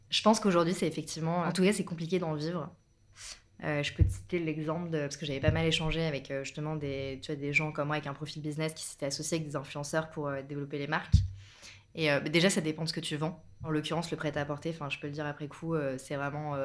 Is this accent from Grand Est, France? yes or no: no; Bordeaux, Nouvelle-Aquitaine, France; moved away as an adult; now in Paris, France; je suis originaire du sud-ouest, de Bordeaux, et là, ça va faire un peu plus de 10 ans que, que je vis à Paris